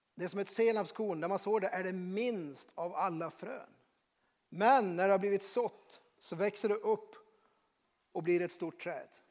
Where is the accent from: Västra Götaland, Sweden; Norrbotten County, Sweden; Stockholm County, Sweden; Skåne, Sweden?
Norrbotten County, Sweden; moved away; Jag kommer från Norrbotten